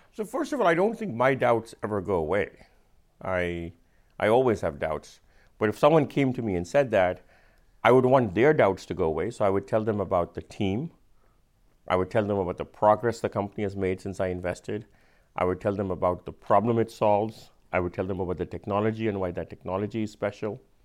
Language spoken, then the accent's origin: English; India; accent: Indian; my Indian accent